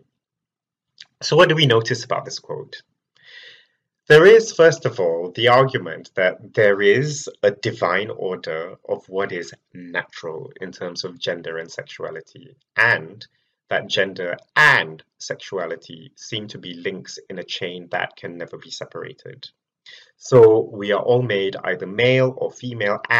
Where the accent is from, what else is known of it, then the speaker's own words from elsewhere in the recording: Malaysia; moved away as an adult; now in United Kingdom; I was born and raised in Malaysia and relocated to the UK more than 10 years ago